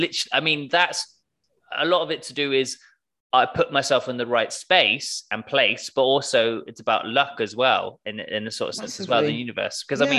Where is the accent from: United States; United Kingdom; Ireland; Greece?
United Kingdom; London; a Londoner. So I was like, I'm going to walk around.